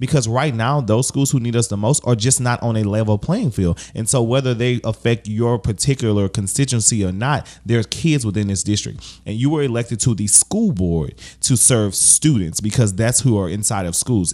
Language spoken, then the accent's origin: English; Baton Rouge, Louisiana, United States; what I've seen in Baton Rouge, growing up in Baton Rouge